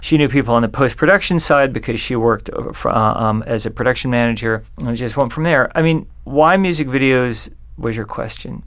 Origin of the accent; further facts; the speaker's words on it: San Juan Capistrano, California, United States; I grew up in Southern California in uh, this place called San Juan Capistrano